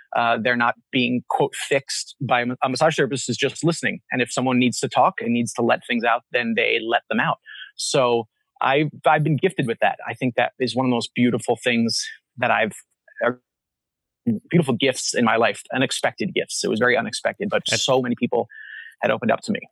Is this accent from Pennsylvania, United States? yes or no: yes; Pennsylvania, United States; also born or lived in Long Island, New York / New York City / Philadelphia; I was raised in a very religious family, Reformed Baptist in the United States, so mostly in Pennsylvania, born uh, on Long Island, so just outside of New York City. And then um, most of my life spent in Pennsylvania